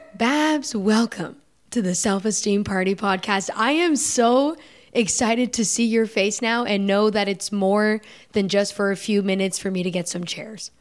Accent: United States; I'm American

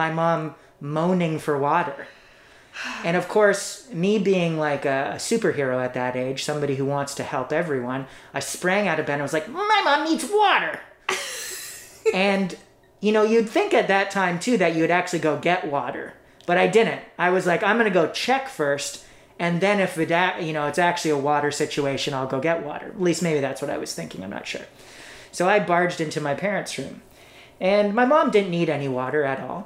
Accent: Toronto, Ontario, Canada; I grew up in East York in Toronto.

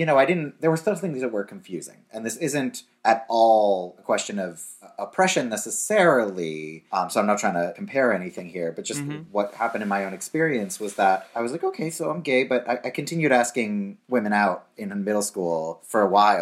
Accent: Boston, Massachusetts, United States; I grew up in Boston

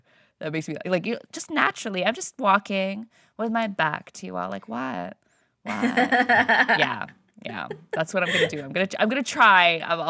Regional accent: Philippines; all the things that as like a Filipino, you need to know how to, because of all the cousins, how to fit everybody in that frame, right?

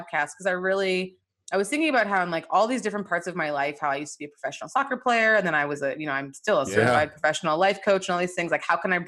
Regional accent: Nigeria; being Nigerian

